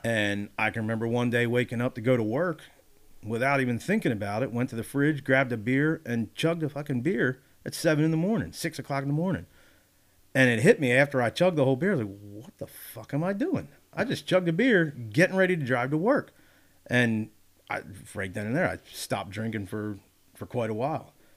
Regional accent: Wilmington, Delaware, United States; moved away as an adult; now in Pennsylvania, United States; growing up in Delaware, growing up in Wilmington

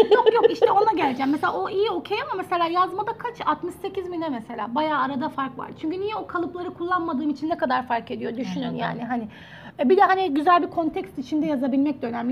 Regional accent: Turkey; now in South Korea; Bir Türk olarak

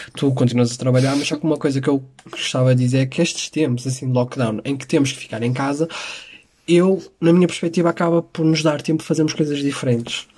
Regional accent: Porto, Norte, Portugal; eu sou um tripeiro, porque eu sou do Porto

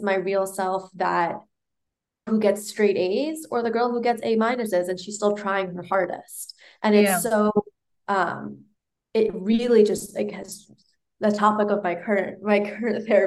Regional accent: New York City, New York, United States; I was born in Manhattan, raised in New York

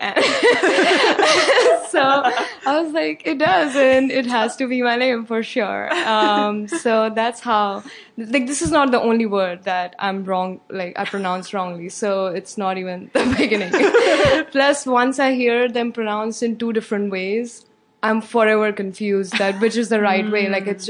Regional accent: India; moved away as an adult; now in Chicago, United States; I'm from India. Okay. Yeah. Cool. I was born and brought up there. I came here for my master's in chemical engineering.

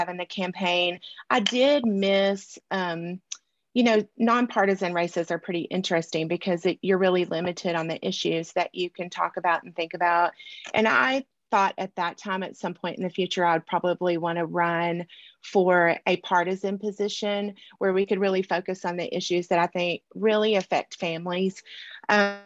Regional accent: Dermott, Arkansas, United States; also born or lived in Monticello, Arkansas; I was born in Southeast Arkansas in Dermott. Grew up in Southeast Arkansas, graduated from Monticello High School

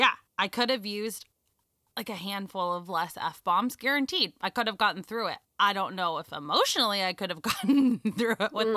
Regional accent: Los Angeles, California, United States; I'm from Los Angeles

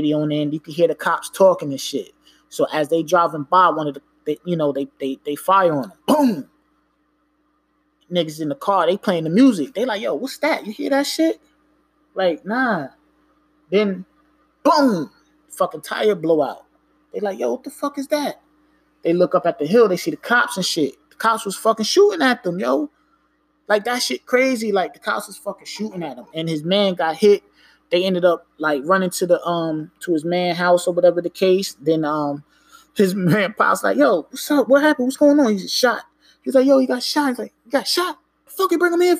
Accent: New York, United States; I'm not from Jersey, from New York

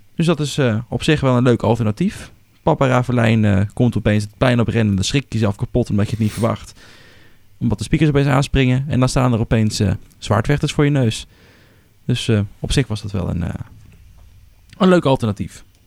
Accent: Netherlands; Wij als Hollanders

